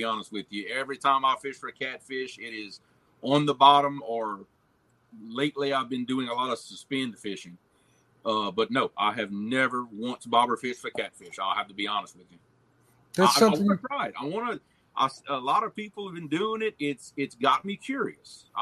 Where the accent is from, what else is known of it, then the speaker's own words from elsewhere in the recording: Avoyelles Parish, East Central Louisiana, United States; accent: Cajun; I'm from East Central Louisiana. Every other state calls it counties. We call it parishes. But from Avoyelles Parish